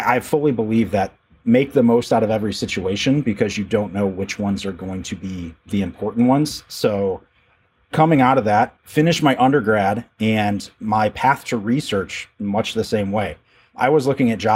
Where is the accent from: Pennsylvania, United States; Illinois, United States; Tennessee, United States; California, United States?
Illinois, United States; Rockford; moved away as an adult; also born or lived in Chicago, Illinois; now in Peoria, United States; I was born and raised in the Rockford, Illinois area